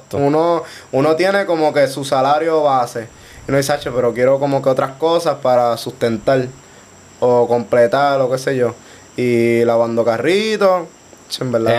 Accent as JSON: {"language": "Spanish", "town": "Guaynabo", "country": "Puerto Rico", "said": "Soy de Guaynabo"}